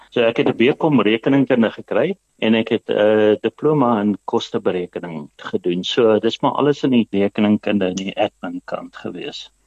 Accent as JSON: {"language": "Afrikaans", "region": "Mpumalanga", "country": "South Africa", "tie": "born or raised there", "said": "Ek is maar uit die ou Oos-Transvaal uit in Mpumalanga. Ek het laerskool op Bruiten gedoen, ek het hoërskool in Pietertief hoërskool gedoen."}